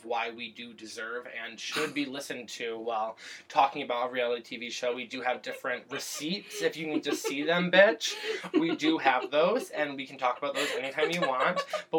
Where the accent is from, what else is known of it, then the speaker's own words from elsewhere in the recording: Berkshire County, Massachusetts, United States; moved away as an adult; now in Portland, United States; I moved here 7 months ago from Massachusetts. That is my home state. I'm from the Berkshires. I am not from Boston. I'm from Berkshire County. It is a big difference. … lives in my hometown